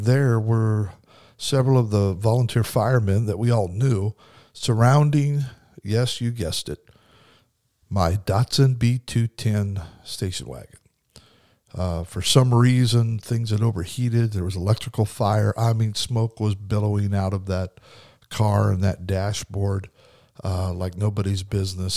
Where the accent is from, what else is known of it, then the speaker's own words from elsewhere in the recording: Kimberly, Idaho, United States; little town I grew up in Kimberly, Idaho, had a volunteer fire department.